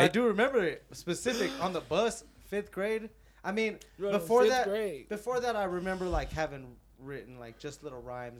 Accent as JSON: {"language": "English", "town": "Denver", "region": "Colorado", "country": "United States", "said": "I'm from Swampton, and we're better than Compton."}